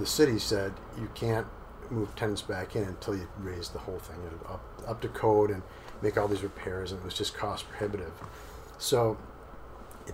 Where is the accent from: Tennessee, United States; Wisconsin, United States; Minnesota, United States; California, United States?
Wisconsin, United States; Milwaukee; moved away as an adult; now in Sarasota, United States; So I was born and raised in Milwaukee